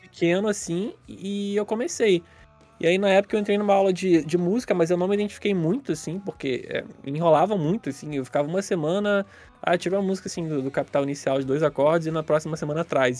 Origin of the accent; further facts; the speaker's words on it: Nova Iguaçu, Rio de Janeiro, Brazil; a gente aqui de Nova Iguaçu